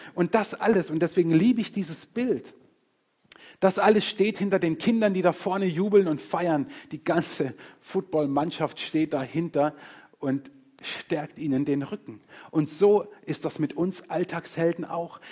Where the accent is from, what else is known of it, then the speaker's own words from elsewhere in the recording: Murg, Baden-Württemberg, Germany; also born or lived in Engen; Ich bin nicht weit von hier aufgewachsen. Meine ersten eineinhalb Jahre Lebens, Lebensjahre habe ich in, in, in, Engen verbracht und bis ich knapp neun war, war ich in Murg